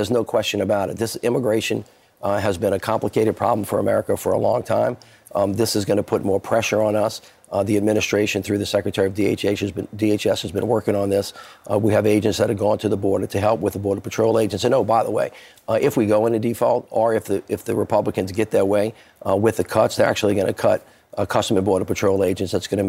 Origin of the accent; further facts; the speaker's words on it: Louisiana, United States; I'm from Louisiana.